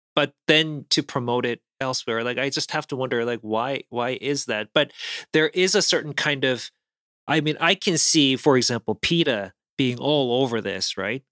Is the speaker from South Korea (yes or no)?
yes; South Korea; moved away; I grew up in South Korea where we actually have a couple food items that are bugs